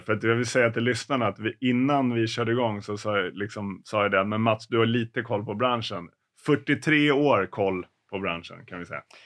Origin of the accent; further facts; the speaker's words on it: Stockholm, Stockholm County, Sweden; jag har ju ingen dialekt, eh, som stockholmare